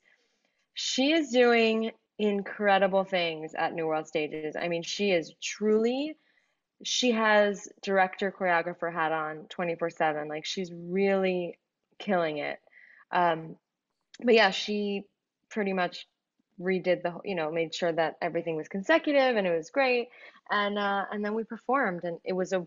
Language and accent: English; New York City, New York, United States; I'm born and raised in Queens